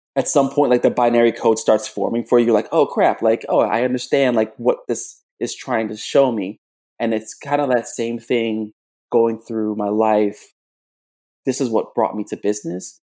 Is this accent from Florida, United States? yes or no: yes; South Florida, United States; moved away as an adult; also born or lived in Jamaica / Kingston, Jamaica; now in Chicago, United States; I was born in Jamaica. I was raised in South Florida